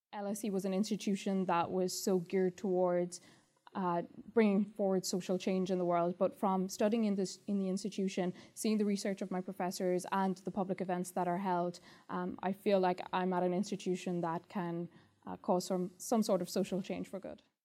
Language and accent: English; Ireland; first language English; moved away as an adult; now in London, United Kingdom; I'm from Ireland and I'm a student in the LLM programme